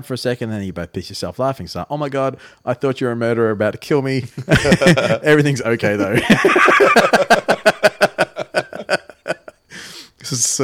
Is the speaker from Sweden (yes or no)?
no; Australia; as an Australian person myself